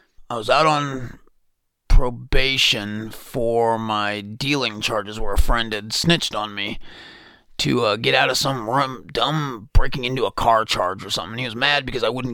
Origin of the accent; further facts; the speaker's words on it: Bloomington, Indiana, United States; I was born in Bloomington, had an absolutely wonderful childhood